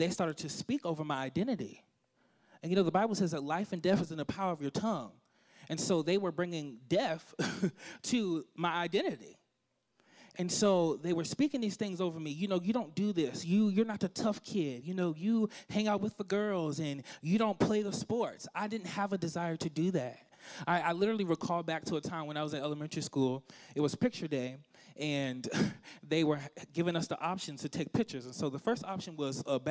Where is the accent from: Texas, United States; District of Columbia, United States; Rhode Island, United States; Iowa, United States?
District of Columbia, United States; Washington; I'm from Washington, D.C., the nation's capital. I love my hometown.